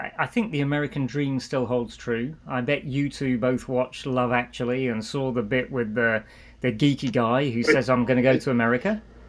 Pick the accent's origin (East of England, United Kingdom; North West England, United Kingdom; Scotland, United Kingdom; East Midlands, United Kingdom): East Midlands, United Kingdom; Nottingham; also born or lived in Yorkshire / London; now in Minneapolis, United States; So I was born in Yorkshire, grew up in Nottingham, went down south of London